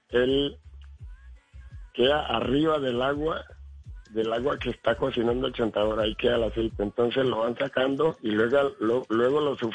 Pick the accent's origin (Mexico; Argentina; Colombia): Colombia; Cali, Valle del Cauca; hermano, yo le digo que sí porque mire, yo, yo soy caleño, pero tengo descendencia chocuana.